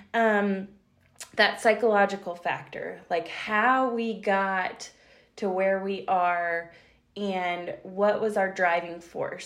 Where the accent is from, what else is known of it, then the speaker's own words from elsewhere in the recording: Western North Carolina, United States; I'm born and raised in Western North Carolina